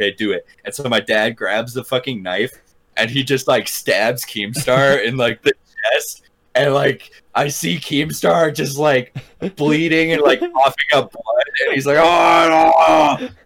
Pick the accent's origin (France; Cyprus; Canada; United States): United States; Deer Park; the house I grew up in Deer Park